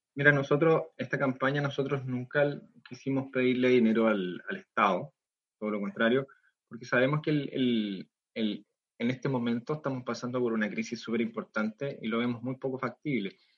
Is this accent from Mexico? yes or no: no; Concepción, Biobío, Chile; acá en Concepción, nosotros somos de Concepción